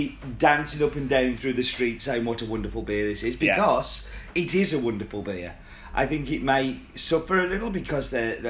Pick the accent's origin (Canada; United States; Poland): Canada; Well, I'm from Canuck, so I started drinking around about the late 70s, as I was born in 73.